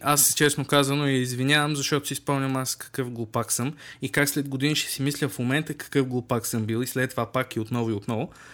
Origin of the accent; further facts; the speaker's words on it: Bulgaria; сме си от тази държава